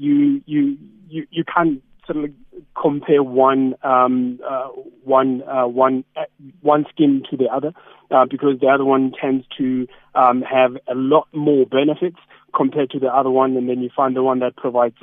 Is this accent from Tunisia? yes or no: no; King William's Town, Eastern Cape, South Africa; King William's Town. I know we're not small. I mean, my hometown